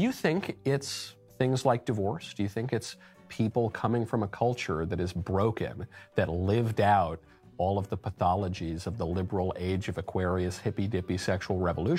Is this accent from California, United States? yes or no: no; New York, United States; I grew up in New York